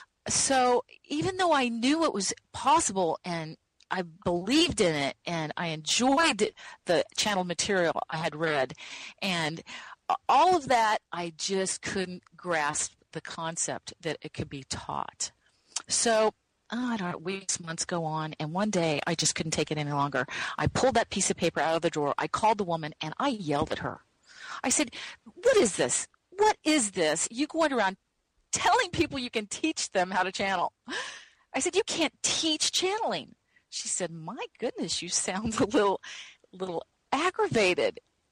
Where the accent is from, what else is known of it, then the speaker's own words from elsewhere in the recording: Midwest, United States; Growing up in the Midwest, you didn't learn about you couldn't find a channeling class.